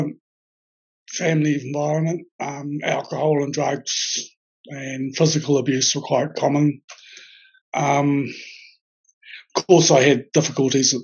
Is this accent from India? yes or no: no; Auckland, New Zealand; moved away as an adult; now in Wellington, New Zealand; I'm originally from Auckland, but I've been living down in Wellington now for over a year or so.